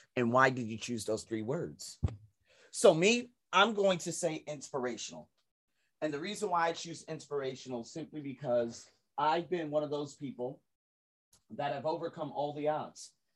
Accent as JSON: {"language": "English", "country": "United States", "moved": "as an adult", "lives_now": "Asia", "said": "I'm American"}